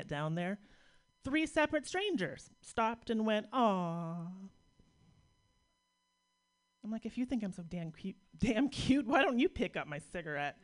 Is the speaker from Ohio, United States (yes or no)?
no; Pittsburgh, Pennsylvania, United States; based on my hometown. It's a little bit of Pittsburgh education